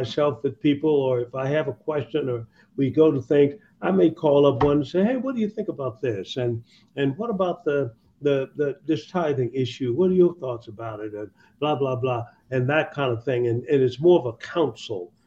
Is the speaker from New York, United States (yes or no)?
no; Tuskegee, Alabama, United States; moved away; When I was very young, I was brought up in Tuskegee, Alabama